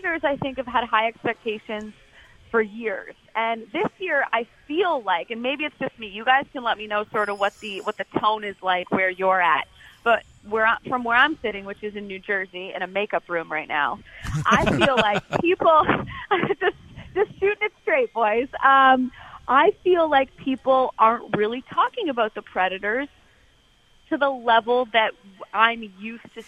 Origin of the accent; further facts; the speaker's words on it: Canada; as a Canadian